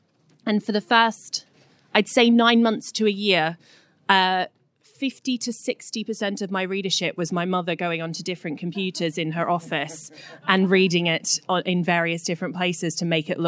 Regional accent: Australia; now in London, United Kingdom; I was feeling particularly lonely and homesick in London. I moved over from Australia in 2009, so I'd been here about 5 years.

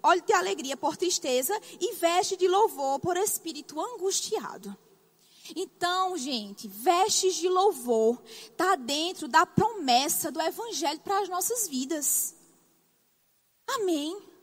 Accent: Northeast Region, Brazil; accent: nordestino; Você vai se acostumar com o meu sotaque? Sou nordestina, eu falo arrastado

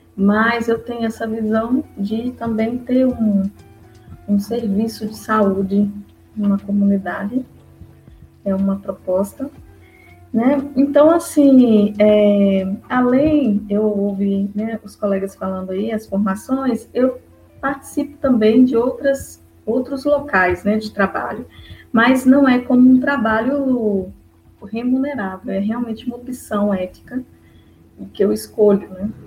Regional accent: Minas Gerais, Brazil; moved away as an adult; now in Olinda, Brazil; eu vim para Recife, eu sou de Minas Gerais, com meu esposo

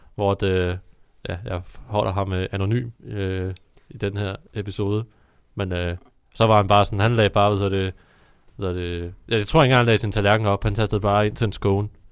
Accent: Copenhagen, Capital Region of Denmark, Denmark; Big Bowl i Valby, hvor jeg er fra

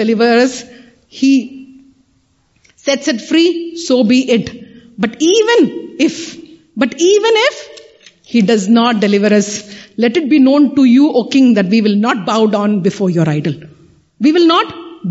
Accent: Kanyakumari, Tamil Nadu, India; The three seas meet over there. Three oceans meet over. That's my hometown

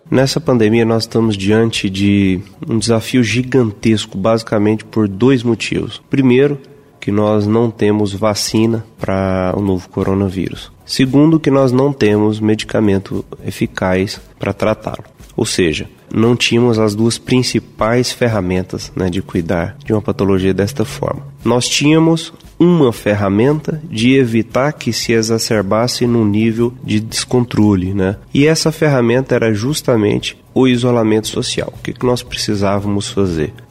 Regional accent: São Luís de Montes Belos, Goiás, Brazil; born there; há um ano e cinco meses estou aqui no estado de Goiás, o meu estado, já que eu sou nascido em São Luís de Montes Belos, né

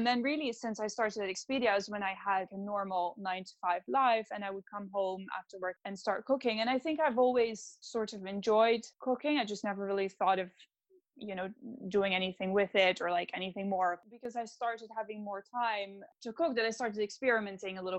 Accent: Netherlands; moved away as an adult; now in London, United Kingdom; And I'm originally from the Netherlands

